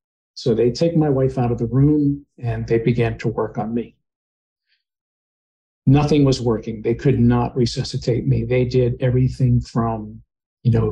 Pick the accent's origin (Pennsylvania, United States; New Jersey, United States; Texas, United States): Pennsylvania, United States; Pittsburgh; now in Charlotte, United States; I'm originally from Pittsburgh, PA, and I live in Charlotte, North Carolina now